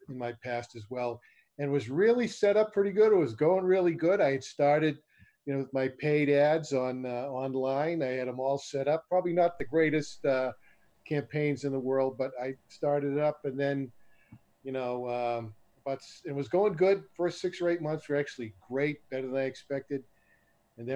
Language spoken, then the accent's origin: English; Boston, Massachusetts, United States; moved away as an adult; now in Las Vegas, United States; I'm from originally from Boston, Massachusetts, in the East Coast. I moved out to Las Vegas in December of 2002.